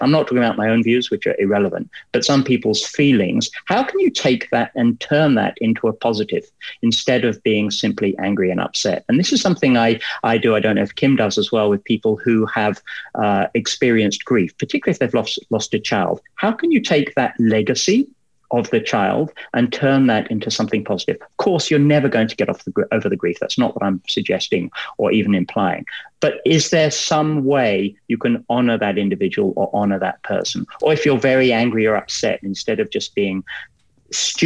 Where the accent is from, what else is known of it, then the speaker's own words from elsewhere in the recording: England, United Kingdom; now in Canada; I'm English and our handshakes, they're wimpy. You know, that's how we're brought up